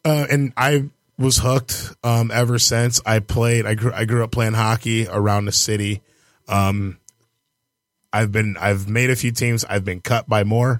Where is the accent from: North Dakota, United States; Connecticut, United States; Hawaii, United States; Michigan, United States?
Michigan, United States; Detroit; Born and raised in Detroit